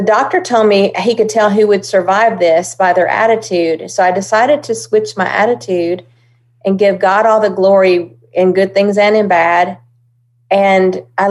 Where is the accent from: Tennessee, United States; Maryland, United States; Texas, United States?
Tennessee, United States; Hendersonville; also born or lived in Oklahoma; I was born in Oklahoma. My dad was …'s road manager. And when … decided to bring all of his organization over to Nashville, I was one of that convoy. And we landed in Hendersonville. And I began singing around Hendersonville